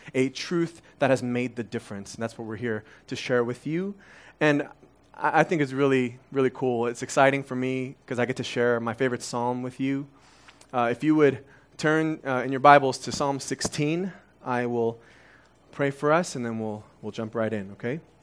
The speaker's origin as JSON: {"language": "English", "town": "Las Vegas", "region": "Nevada", "country": "United States", "tie": "born or raised there", "also_born_or_lived": "Korea", "first_language": "Korean", "second_language": "English", "said": "My parents left their life behind in Korea, and they've left their college degrees behind and started working minimum wage jobs in, in Las Vegas"}